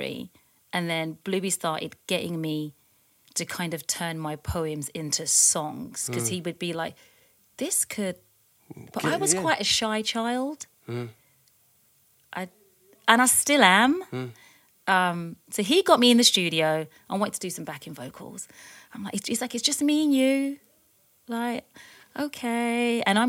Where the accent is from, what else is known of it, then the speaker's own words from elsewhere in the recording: London, United Kingdom; now in New York City, United States; I was born in East London, when you walked into my parents' house, it was like you were still walking into a house in the Caribbean